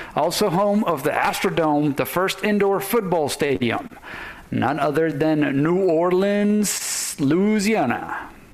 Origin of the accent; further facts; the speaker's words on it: Venezuela; now in United States; us Venezuelans